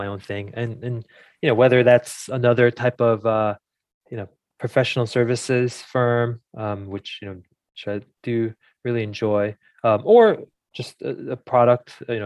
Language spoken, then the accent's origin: English; New Jersey, United States; I grew up in New Jersey.